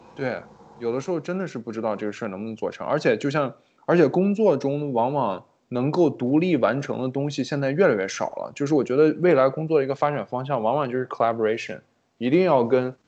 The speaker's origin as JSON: {"language": "Chinese", "country": "China", "tie": "born or raised there", "moved": "yes", "said": "我毕竟在国内长大"}